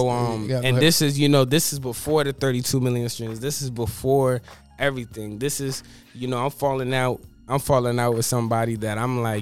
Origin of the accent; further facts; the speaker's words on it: New York, United States; born there; now in Florida, United States; I was born in New York, and then I moved down to Florida.